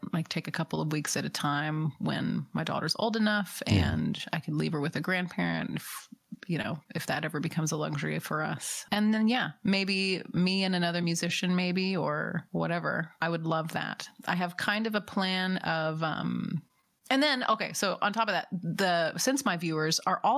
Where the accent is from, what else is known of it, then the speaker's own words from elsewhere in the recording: Nashville, Tennessee, United States; I grew up in Nashville